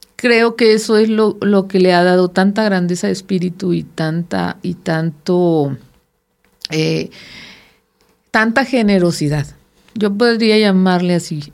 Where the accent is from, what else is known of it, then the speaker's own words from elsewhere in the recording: Sinaloa, Mexico; now in Coahuila, Mexico; soy sinaloense